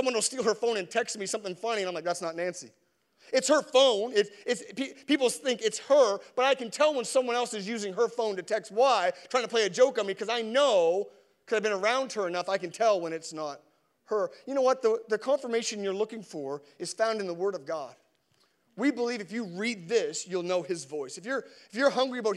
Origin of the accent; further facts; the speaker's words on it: Canada; as a Canadian